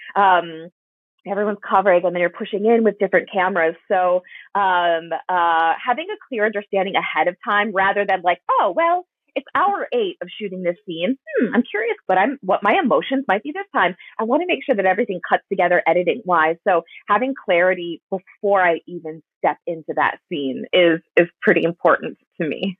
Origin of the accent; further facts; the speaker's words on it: Wisconsin, United States; moved away; I'm from Wisconsin originally